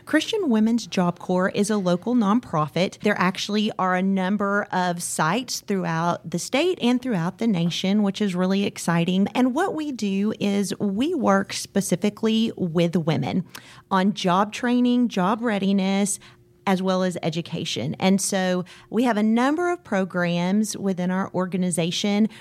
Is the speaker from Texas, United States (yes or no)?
yes; Waco, Texas, United States; I grew up here in Waco